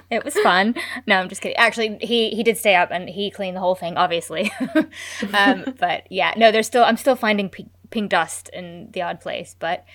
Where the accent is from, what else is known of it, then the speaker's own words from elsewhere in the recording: United States; I'm American.